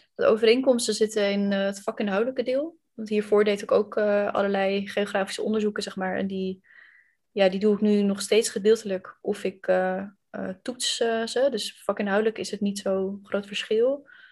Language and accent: Dutch; Randstad, Netherlands; accent: western (Randstad); Ik ehm, kom, het valt denk ik uit mijn accent ook al te horen, uit de, eh, het westen van het land, uit de Randstad. Ehm, en ik heb tot mijn achttiende bij mijn ouders gewoond.